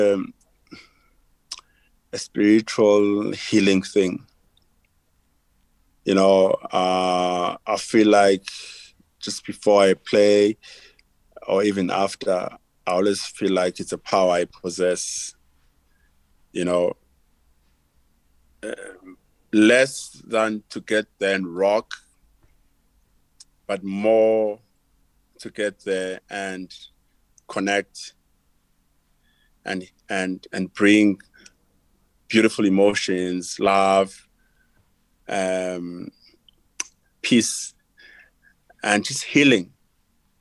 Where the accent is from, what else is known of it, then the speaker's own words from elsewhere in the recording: South Africa; growing up in Africa